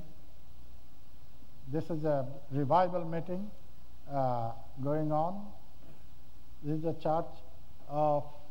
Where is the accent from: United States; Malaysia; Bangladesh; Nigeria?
Bangladesh; This is my hometown church